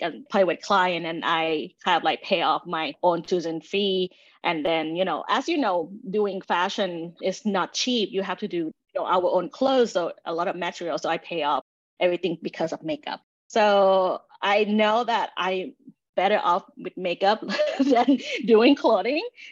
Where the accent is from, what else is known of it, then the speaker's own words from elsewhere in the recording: Thailand; moved away; I grew up in Thailand